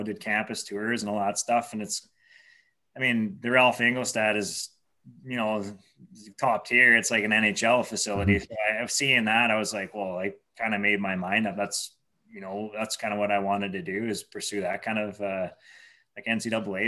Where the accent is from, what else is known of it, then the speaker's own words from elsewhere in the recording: Kenora, Ontario, Canada; I'm from Kenora, so grew up playing minor hockey here in town